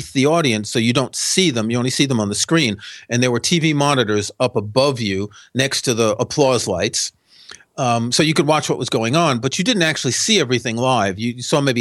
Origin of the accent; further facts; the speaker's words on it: New York City, New York, United States; I grew up in New York City